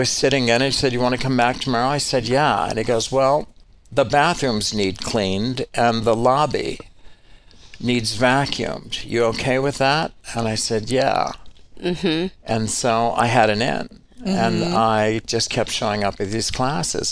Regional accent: Elk Point, South Dakota, United States; also born or lived in New York; Originally would be South Dakota.

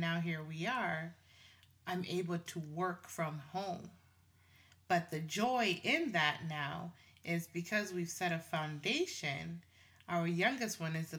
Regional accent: Tanzania; now in Canada; I'm from Tanzania. My handsome Jamaican husband, right? And our children were born in Canada. We live in Canada.

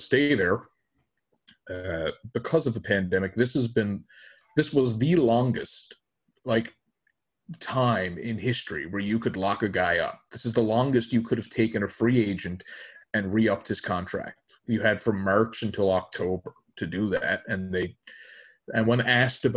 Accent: Labrador City, Newfoundland and Labrador, Canada; my grade 12 year where I grew up in Lab West

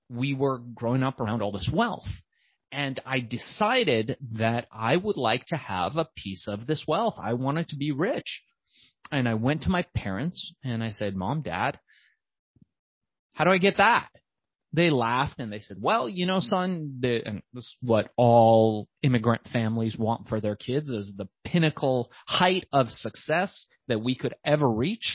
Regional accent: Los Angeles, California, United States; also born or lived in Iran; I was born in Iran. We moved to Los Angeles eventually

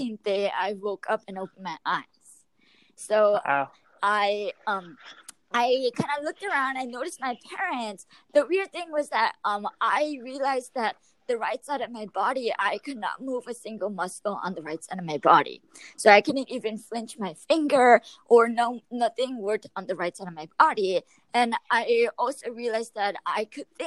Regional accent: Yorba Linda, California, United States; I am from Yorba Linda, California

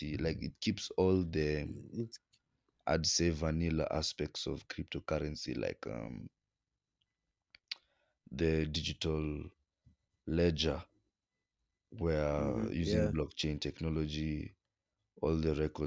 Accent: Kenya; as a Kenyan

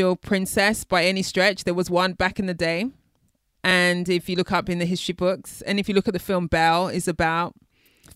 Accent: United Kingdom; I'm a Brit.

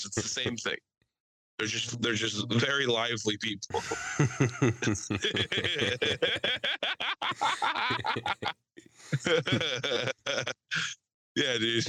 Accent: Aston, Pennsylvania, United States; Aston, PA

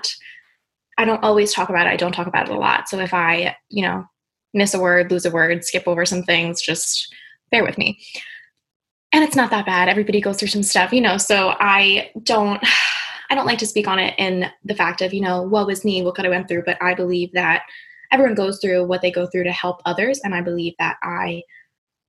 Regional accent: New Jersey, United States; I'm from New Jersey

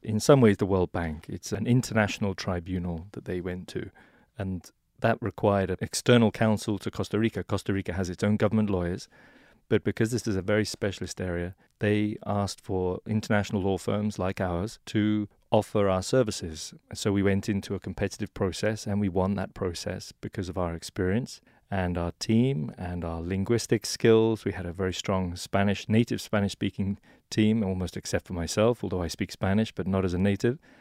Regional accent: England, United Kingdom; now in New York, United States; originally from England

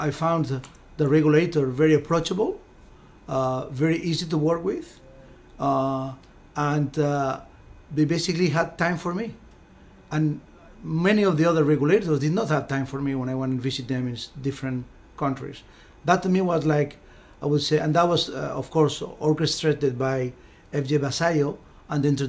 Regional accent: Spain; moved away as an adult; now in Malta; I'm from Spain

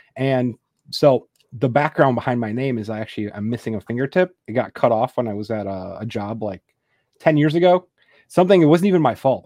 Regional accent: Wisconsin, United States; also born or lived in Texas; now in McKinney, United States; originally I'm from Wisconsin, so I'm a Packer fan

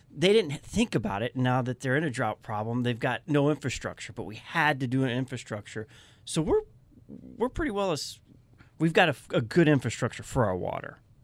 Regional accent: Arizona, United States; I was born in Arizona. My family's from Louisiana.

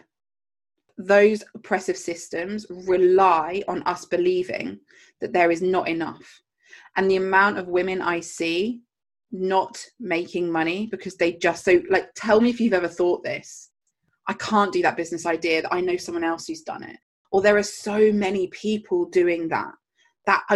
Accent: Jersey; I grew up in Jersey, the Channel Islands, and we have pound notes.

